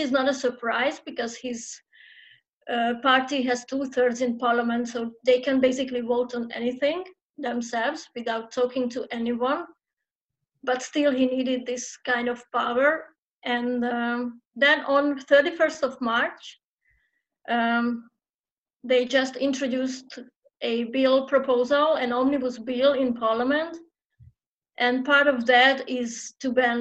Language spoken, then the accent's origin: English; Hungary; I'm a trans activist born and raised and still based in Hungary